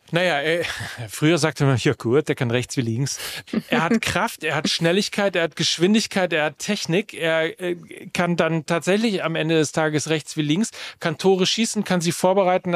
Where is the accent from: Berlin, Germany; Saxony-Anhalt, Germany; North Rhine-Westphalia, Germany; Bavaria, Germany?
North Rhine-Westphalia, Germany; in meiner Heimat gespielt, beim FC Gütersloh, beim SC Verl, bei Arminia Bielefeld